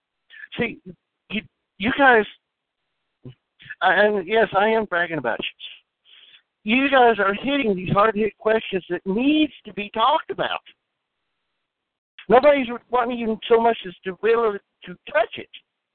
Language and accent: English; Springfield, Missouri, United States; I'm from Springfield, Missouri.